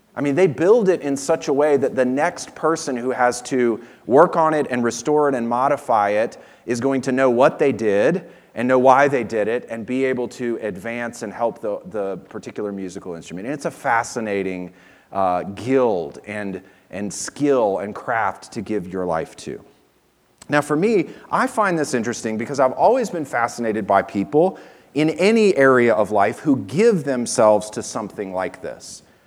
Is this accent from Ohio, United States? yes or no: no; Virginia, United States; moved away; where we lived and where I grew up in Virginia